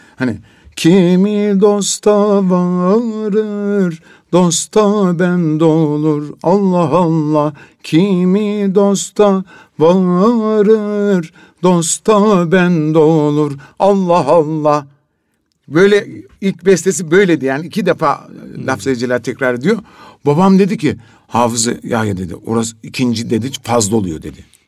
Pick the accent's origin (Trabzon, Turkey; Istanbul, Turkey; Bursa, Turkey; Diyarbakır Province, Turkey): Trabzon, Turkey; Biz şimdi Trabzonluyuz